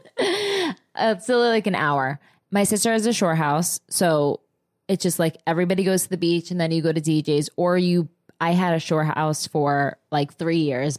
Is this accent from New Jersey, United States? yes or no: yes; New Jersey, United States; moved away; I'm from Jersey